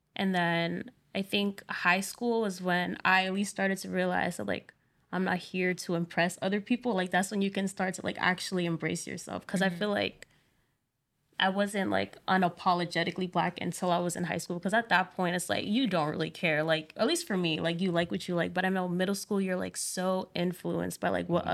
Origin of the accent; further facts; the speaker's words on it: Providence, Rhode Island, United States; I'm from Providence, Rhode Island.